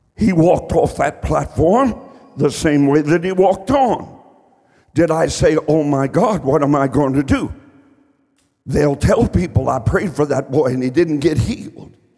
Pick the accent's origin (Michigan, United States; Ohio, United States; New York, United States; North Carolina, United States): Ohio, United States; Columbus; also born or lived in Eastern Kentucky; When I was a young boy, I grew up on the southeast side of Columbus, Ohio.